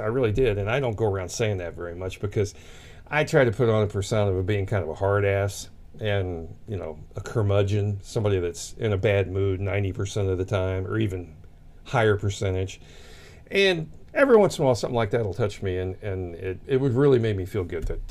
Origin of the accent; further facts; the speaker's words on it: Sullivan, Missouri, United States; It was a church in Sullivan, Missouri, which is just a few miles past us. It's actually my hometown